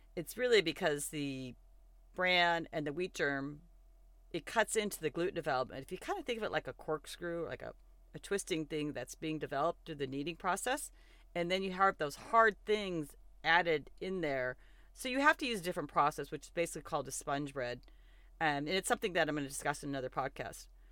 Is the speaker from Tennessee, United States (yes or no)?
no; Montana, United States; moved away; And so I did grow up in Montana, and I am pretty partial to my home state.